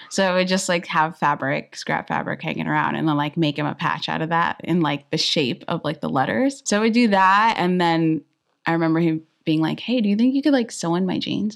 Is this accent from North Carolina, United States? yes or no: no; Inland Empire, California, United States; I'm from Inland, um, area